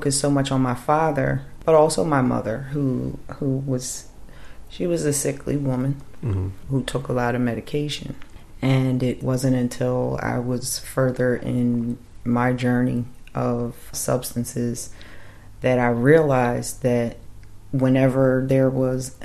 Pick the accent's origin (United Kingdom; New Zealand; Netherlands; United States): United States; Woodbury, New Jersey; I was raised in South Jersey, Washington Township / Woodbury area most of my life